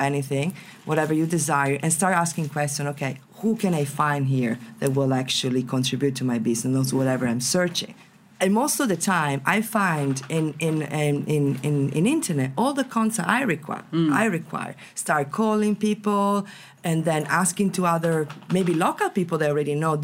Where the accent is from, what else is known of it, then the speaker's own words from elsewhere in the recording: Venice, Veneto, Italy; English is a second language; I come from Venice, so it's full of tourists, right? I've been growing up with tourists around me.